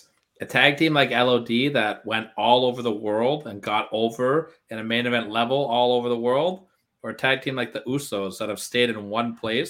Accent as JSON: {"language": "English", "country": "Canada", "said": "And I'm Canadian too, so I got extra pressure on me."}